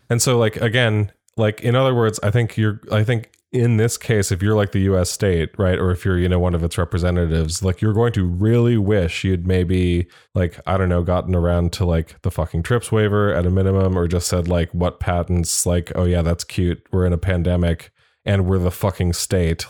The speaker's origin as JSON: {"language": "English", "country": "United States", "said": "as an American"}